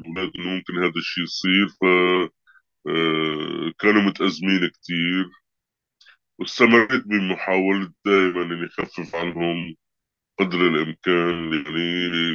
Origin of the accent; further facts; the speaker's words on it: Syria; moved away as an adult; now in Italy; جيت من سوريا آه، خلال الحرب يعني 2017 طلعت من سوريا بشهر تموز على إيطاليا